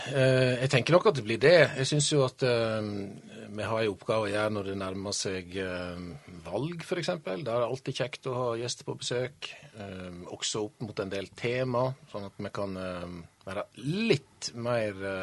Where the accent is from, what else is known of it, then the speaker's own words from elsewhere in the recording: Årdal, Vestland, Norway; jeg kommer fra ei bygd som heter Årdal. Og når jeg vokste opp i Årdal